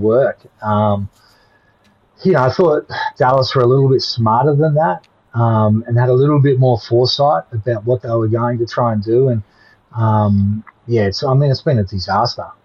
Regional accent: Victoria, Australia; I grew up in Victoria

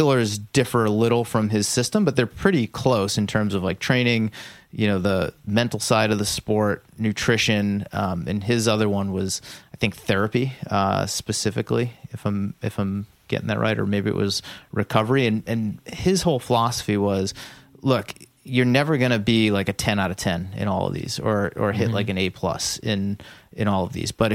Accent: Massachusetts, United States; We're both from the Massachusetts area

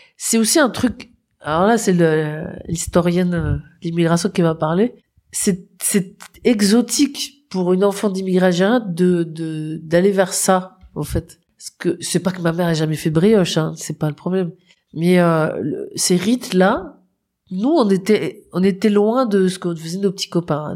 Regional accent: Nord, Hauts-de-France, France; moved away; also born or lived in Paris; j'ai donc un terroir qui est le Nord

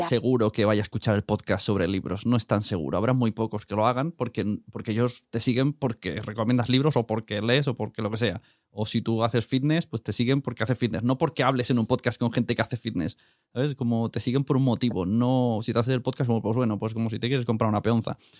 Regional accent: Catalonia, Spain; como catalán

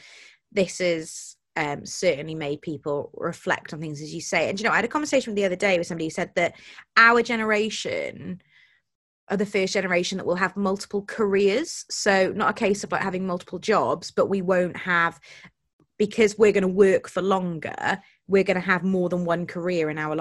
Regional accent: Wales, United Kingdom; as a Welsh person

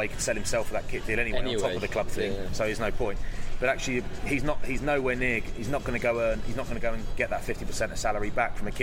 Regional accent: Kent, South East England, United Kingdom; I'm from Kent.

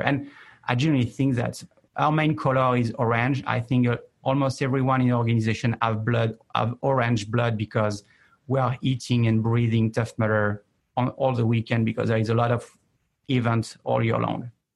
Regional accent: France; I'm more from the east of New York, which is France

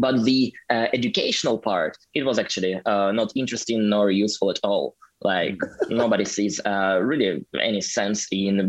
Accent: Omsk, Omsk Oblast, Russia; English is a second language; moved away as an adult; now in St. Petersburg, Russia; I went to uni like 10 years ago, exactly 10 years ago in my hometown, Omsk.

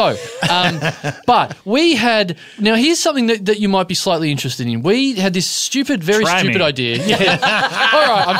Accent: Australia; for Australians, we tend to really amp it up when we come here.

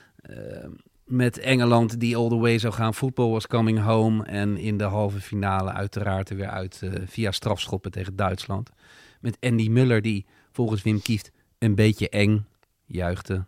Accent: Netherlands; wij als Nederlanders

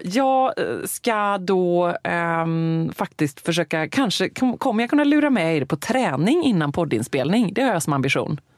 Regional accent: Gothenburg, Västra Götaland, Sweden; moved away as an adult

